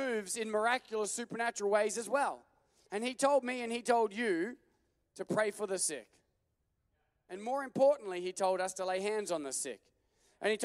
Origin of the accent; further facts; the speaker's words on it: Australia; now in United States; I'm from Australia